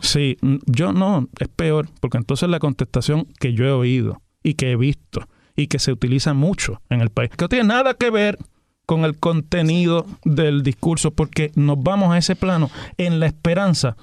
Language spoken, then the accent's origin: Spanish; Puerto Rico; Somos puertorriqueños